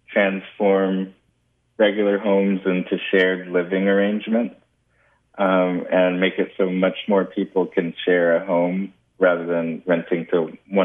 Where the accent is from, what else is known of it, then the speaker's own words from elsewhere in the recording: California, United States; I grew up in California, been here all my life